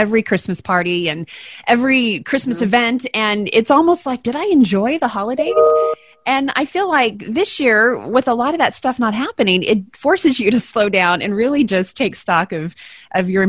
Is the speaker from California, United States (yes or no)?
no; Texas, United States; moved away; growing up in Texas and then coming up here